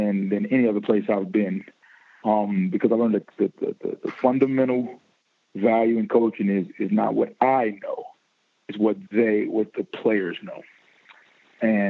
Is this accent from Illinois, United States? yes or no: yes; Chicago, Illinois, United States; moved away as an adult; I was from Chicago